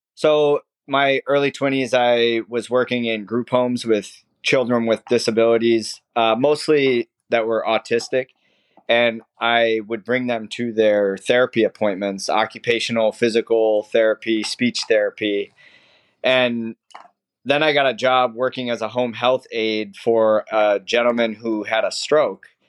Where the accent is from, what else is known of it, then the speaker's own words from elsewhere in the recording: Minnesota, United States; moved away as an adult; now in Sarasota, United States; I grew up in Minnesota